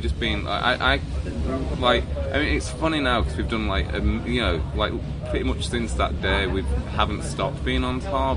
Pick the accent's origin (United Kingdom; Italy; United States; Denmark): United Kingdom; Wakefield, Yorkshire and the Humber; We grew up in Wakefield in West Yorkshire